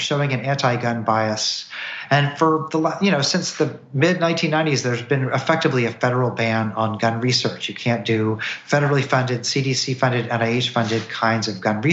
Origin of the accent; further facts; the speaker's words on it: Missouri, United States; now in Tennessee, United States; I'm from Missouri. I live in Tennessee now